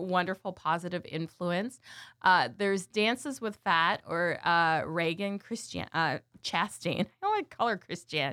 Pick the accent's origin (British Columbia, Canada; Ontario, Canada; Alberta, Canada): Ontario, Canada; Burlington; growing up in Canada, I grew up in, uh, in Burlington, Ontario